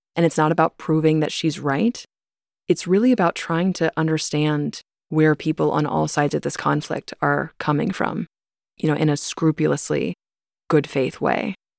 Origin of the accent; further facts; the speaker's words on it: Topeka, Kansas, United States; I grew up in the Westboro Baptist Church. You know, I was born and raised there